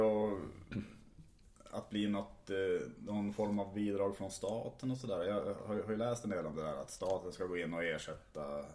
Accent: Tärnaby, Västerbotten County, Sweden; min födelseort Tärnaby

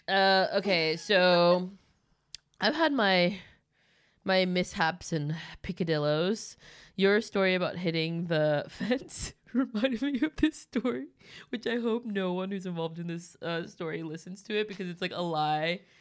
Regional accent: Los Angeles, California, United States; moved away as an adult; now in Stockholm, Sweden; me growing up in L

